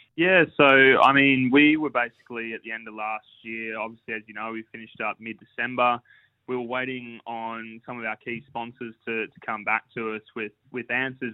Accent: Central Coast, New South Wales, Australia; my hometown Central Coast

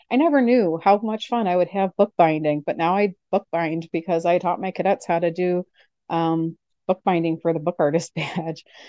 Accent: Nebraska, United States; now in Oshkosh, United States; I grew up in Nebraska

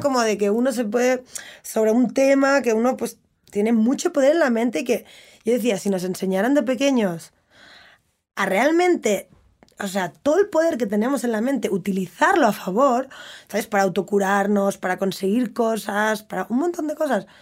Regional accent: Barcelona, Catalonia, Spain; Yo crecí en Barcelona.

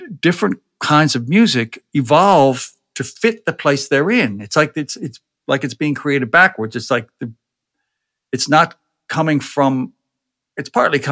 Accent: Arbutus, Maryland, United States; the little town in Maryland where I grew up

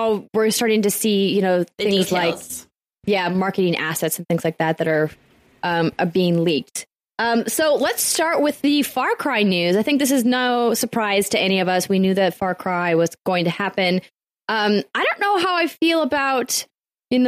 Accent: North Dakota, United States; I'm from North Dakota

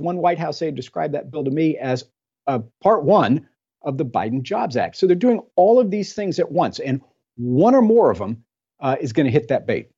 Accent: Texas, United States; I'm from Texas

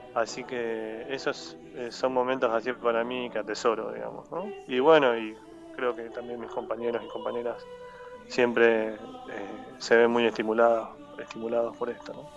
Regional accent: Neuquén, Argentina; moved away as an adult; also born or lived in Tierra del Fuego; now in Buenos Aires, Argentina; soy nacido en Ciudad de Fuego, pero crecí en Neuquén desde los 8 años, así que digo que soy neuquino

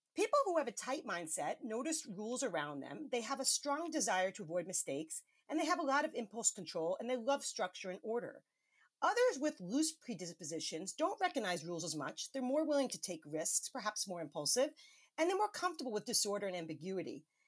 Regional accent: New York City, New York, United States; my home state of New York City

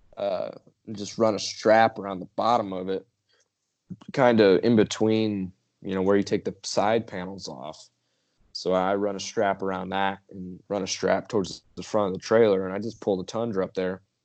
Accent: New York, United States; moved away; I'm straight out of New York

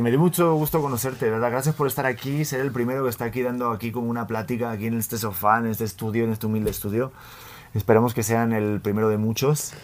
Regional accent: Spain; moved away as an adult; now in Mexico; yo que soy español, llevo ocho años en México

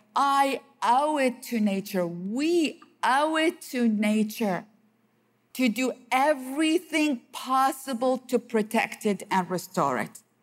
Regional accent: Iraq; I grew up in the city all my life, and despite the fact that I am from Iraq

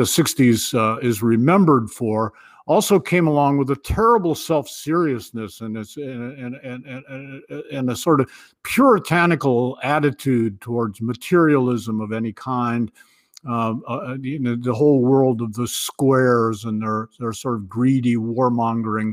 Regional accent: Ohio, United States; moved away as an adult; now in New Hampshire, United States; I was born and raised in the Midwest, but I came east

